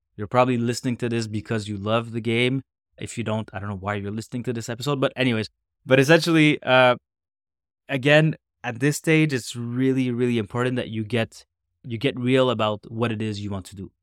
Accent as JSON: {"language": "English", "country": "Canada", "said": "a Canadian, North American, man"}